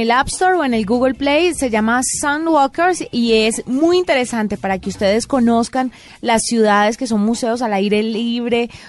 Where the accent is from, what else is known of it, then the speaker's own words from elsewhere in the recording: Valle del Cauca, Colombia; yo que soy del Valle del Cauca